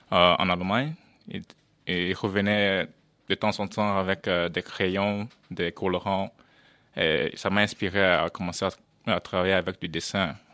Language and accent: French; Netherlands; je suis néerlandais mais d'origine camerounaise.